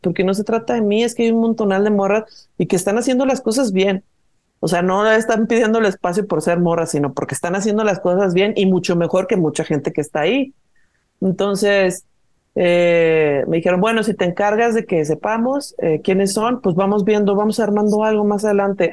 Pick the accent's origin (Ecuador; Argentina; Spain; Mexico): Mexico; Guadalajara, Jalisco; moved away as an adult; now in Mexico City, Mexico; Es que yo soy de Guadalajara, pero yo ya vivo, eh, tengo 12 años viviendo en Ciudad de México.